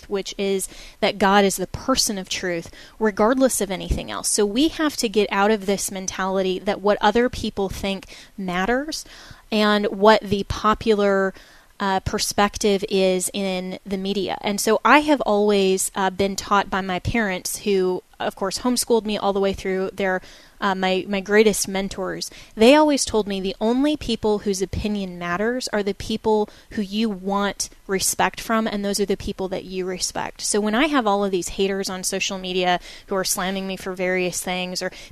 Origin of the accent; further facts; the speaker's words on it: Colorado, United States; my hometown in Colorado